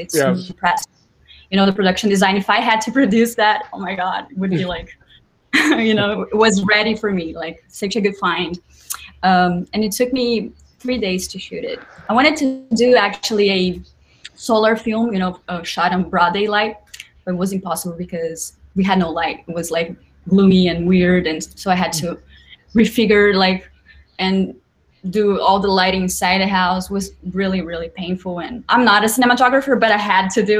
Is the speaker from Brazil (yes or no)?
yes; Brazil; accent: Brazilian; now in New York, United States; I live in New York, but I'm just here for work. Brazil, as you can tell by my accent.